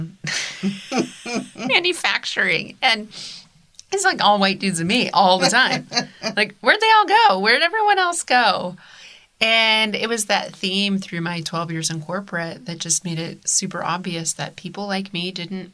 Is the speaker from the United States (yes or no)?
yes; Columbus, Ohio, United States; growing up in Columbus, Ohio